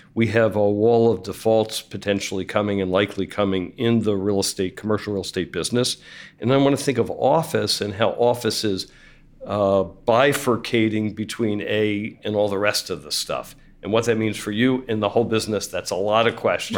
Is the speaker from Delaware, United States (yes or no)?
no; Philadelphia, Pennsylvania, United States; also born or lived in San Francisco Bay Area; now in San Francisco, United States; I'm from Philadelphia, but I live in San Francisco or the Bay Area